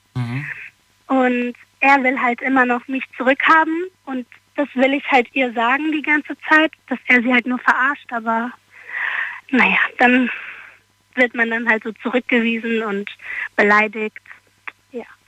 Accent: Darmstadt, Hesse, Germany; aus Darmstadt

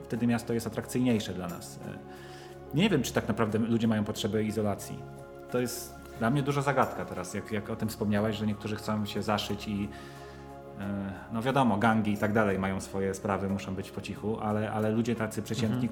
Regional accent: Łódź, Łódź Voivodeship, Poland; ja jestem ze Śródmieścia i chodziłem do jedynki, do podstawówki

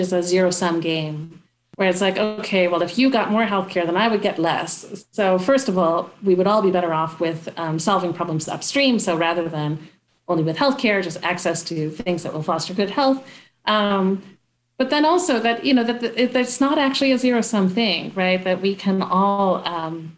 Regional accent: Traverse City, Michigan, United States; I'm from Traverse City

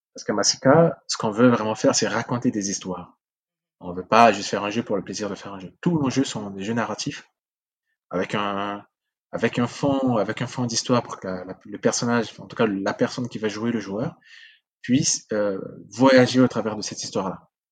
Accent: Central African Republic; first language Sango; French is a second language; now in France; ma langue natale, ma langue maternelle, le sango

